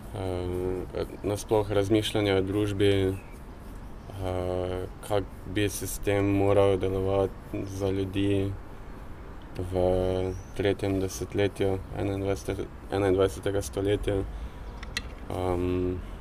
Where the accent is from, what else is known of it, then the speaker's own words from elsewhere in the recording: Maribor, Drava, Slovenia; also born or lived in Pesnica; prihajam iz Maribora, uh, prej sem živel v Pesnici